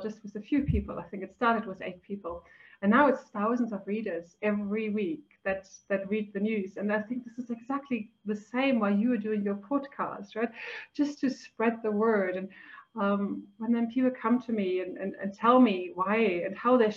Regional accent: Germany; moved away as an adult; also born or lived in Switzerland; now in South Africa; I'm originally from Germany.

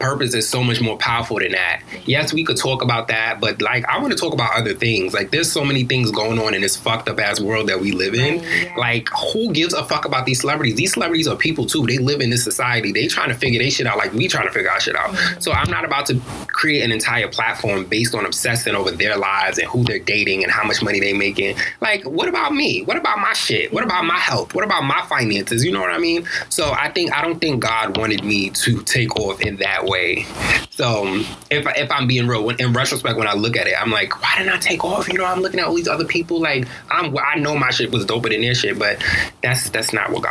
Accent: New York City, New York, United States; moved away as an adult; now in Atlanta, United States; from Harlem, New York. I live in Atlanta now, though, but I'm really from Harlem. Like, that's my core

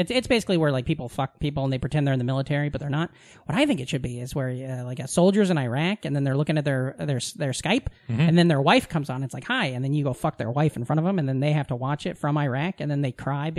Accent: small farm town near Omaha, Nebraska, United States; moved away; I grew up in a small farm town, but I also have this like experience because of going to Omaha, which was a much bigger city.

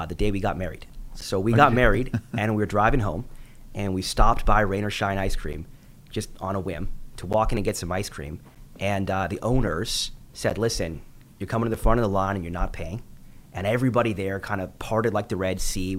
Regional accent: Vancouver, British Columbia, Canada; I've got a family growing up in Vancouver. I was born and raised here.

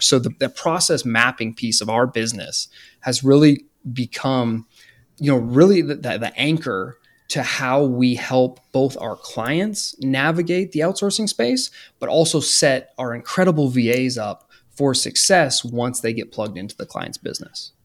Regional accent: Canada; now in United States; I'm from Canada

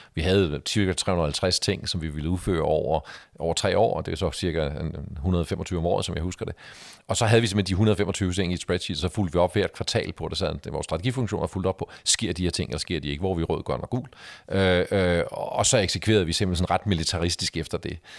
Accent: Denmark; vi som danskere

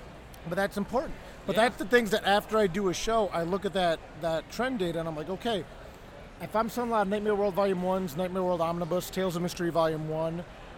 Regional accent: Toledo, Ohio, United States; I grew up in Toledo, Ohio.

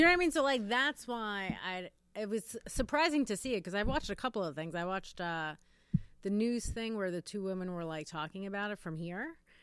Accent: New York, United States; as a New Yorker, I've lived in New York my whole life

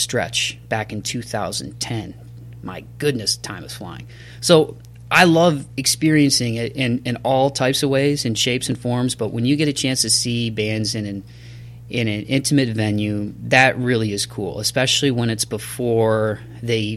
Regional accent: Toledo, Ohio, United States; my hometown of Toledo, Ohio.

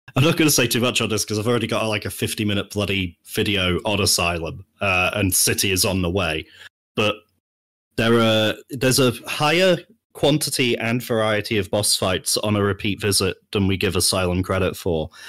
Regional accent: United Kingdom; I'm British

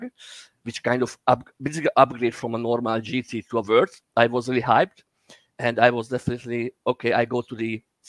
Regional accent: Hungary; I'm from Hungary.

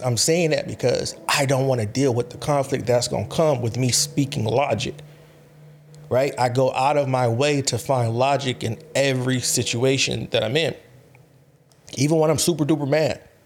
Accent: California, United States; I'm from California

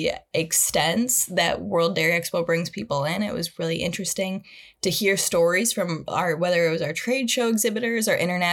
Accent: Mason, Michigan, United States; I'm originally from Mason, Michigan, where I grew up on kind of a small hobby farm

